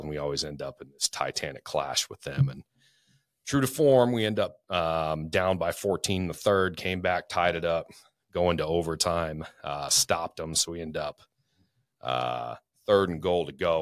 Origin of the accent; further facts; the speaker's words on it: Spokane, Washington, United States; also born or lived in Florida; now in North Idaho, United States; I grew up in Spokane, lived a lotta different places